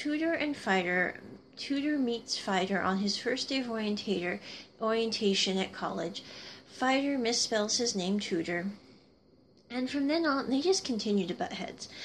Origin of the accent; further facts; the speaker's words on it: Midwest, United States; I grew up in the Midwest